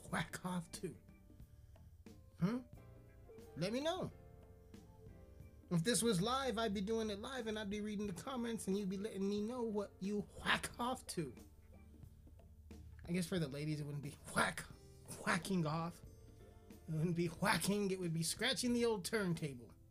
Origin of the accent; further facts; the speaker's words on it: United Kingdom; accent: British; Because of my British accent, mate.